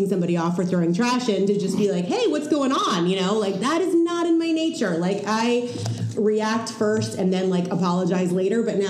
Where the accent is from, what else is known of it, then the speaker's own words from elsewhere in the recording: New Jersey, United States; now in Portland, United States; I'm from Jersey